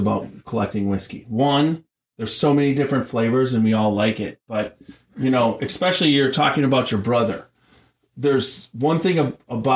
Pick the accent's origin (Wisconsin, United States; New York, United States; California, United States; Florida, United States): Wisconsin, United States; moved away; I'm from Wisconsin initially